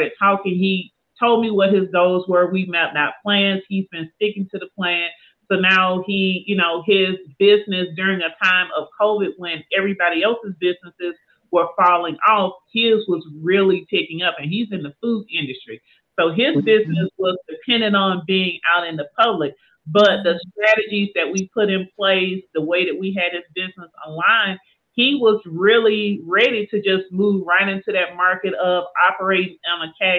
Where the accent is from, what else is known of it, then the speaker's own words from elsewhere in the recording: Southwest Georgia, United States; now in Atlanta, United States; I am an Atlanta transplant. I was born and raised in Southwest Georgia, but I've been here in Atlanta for many years, South Metro